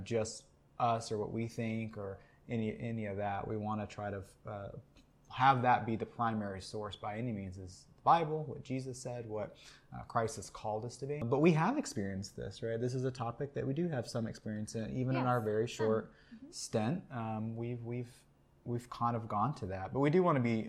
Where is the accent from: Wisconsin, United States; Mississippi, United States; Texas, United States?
Texas, United States; We are from Texas.